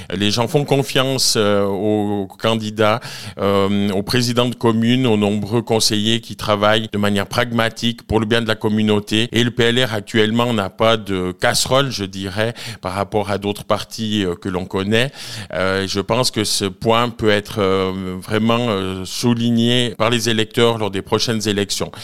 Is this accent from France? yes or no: no; Nendaz, Valais, Switzerland; je suis originaire de Nanda, où j'habite toujours, à Haute-Nanda précisément.